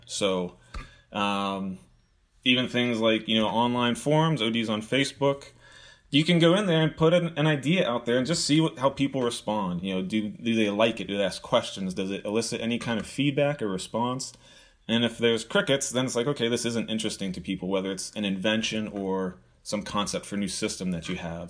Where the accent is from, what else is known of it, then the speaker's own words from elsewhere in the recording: Pittsburgh, Pennsylvania, United States; moved away; I grew up in Pittsburgh